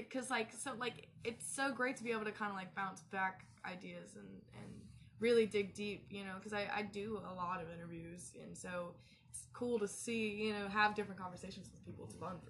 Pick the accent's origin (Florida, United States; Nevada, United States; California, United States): Nevada, United States; Las Vegas; now in Wilmington, United States; I'm from Las Vegas